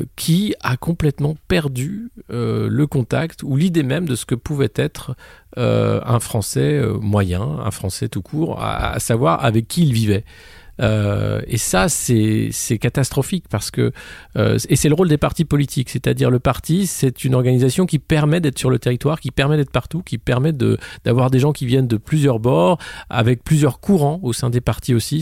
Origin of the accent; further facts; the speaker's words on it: France; en tant que Français